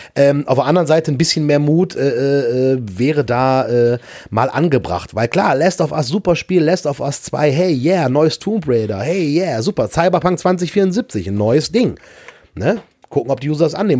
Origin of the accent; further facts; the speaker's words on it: Erkrath, North Rhine-Westphalia, Germany; meinen Heimatort Erkrath